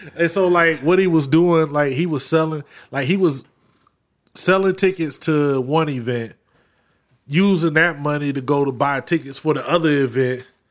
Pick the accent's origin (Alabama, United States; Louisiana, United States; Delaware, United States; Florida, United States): Florida, United States; growing up in Florida